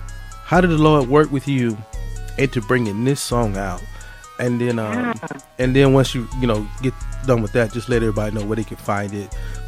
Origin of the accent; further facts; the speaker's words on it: South Mississippi, United States; moved away; I'm from Mississippi. I'm originally from South Mississippi.